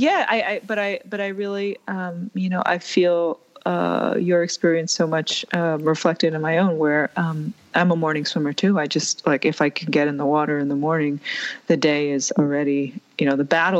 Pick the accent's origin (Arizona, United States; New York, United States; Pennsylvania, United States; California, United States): New York, United States; my brother and I grew up in New York